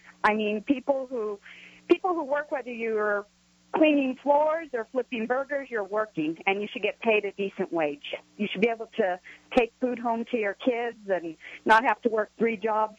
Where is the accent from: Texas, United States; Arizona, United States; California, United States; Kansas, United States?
California, United States; I grew up in California.